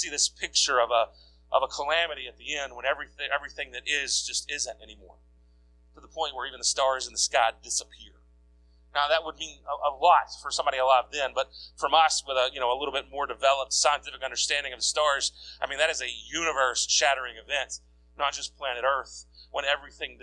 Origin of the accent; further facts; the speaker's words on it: United States; as an American